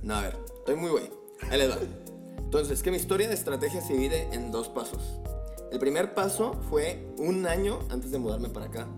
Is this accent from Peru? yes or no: no; Guadalajara, Jalisco, Mexico; moved away as an adult; now in Mexico City, Mexico; también soy de una perla, fíjate, güey. la perla tapatía.